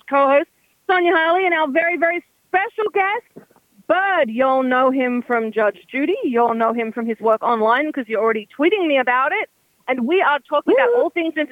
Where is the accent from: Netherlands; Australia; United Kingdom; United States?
Australia; Sydney, New South Wales; also born or lived in Burnie, Tasmania; I'm from Sydney, Australia. Actually, technically, my family's from Burnie, Tasmania